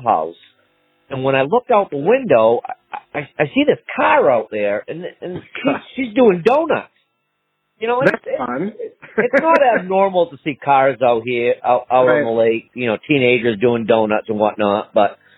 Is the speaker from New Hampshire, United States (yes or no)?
yes; Peterborough, New Hampshire, United States; I'm from Peterborough.